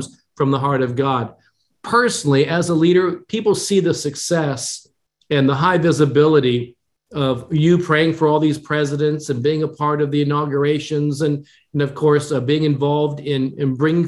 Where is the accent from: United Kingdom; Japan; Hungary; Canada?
Japan; born there; although I was born in Japan, my mother was Japanese, I'm an American of Asian descent.